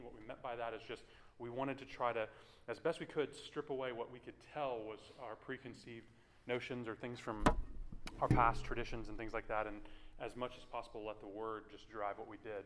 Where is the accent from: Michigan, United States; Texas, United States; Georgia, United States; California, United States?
Texas, United States; Houston; also born or lived in Washington, D.C.; I grew up in the Clear Lake area, not too far from uh, Clear Creek